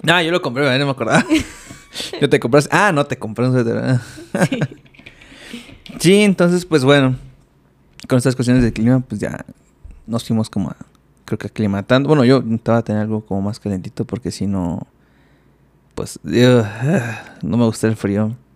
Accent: Mexico City, Mexico; now in Monterrey, Mexico; yo, vengo de la Ciudad de México. El primer día que llegué a Monterrey aquí, eh, estábamos a 20 grados.

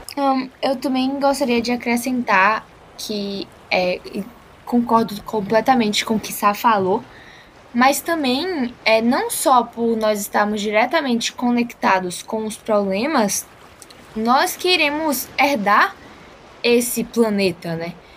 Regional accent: Salvador, Bahia, Brazil; Sou de Salvador, aqui da Bahia

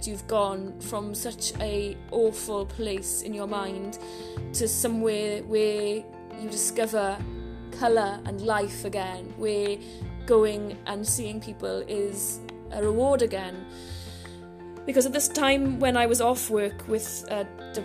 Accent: Merthyr Tydfil, Wales, United Kingdom; growing up in Merthyr, going and roaming the mountains behind my house

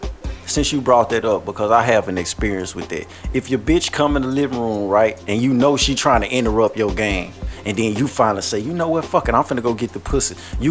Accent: Shreveport, Louisiana, United States; I'm from Shreveport, Waterside to be exact. I done stayed in every hood though.

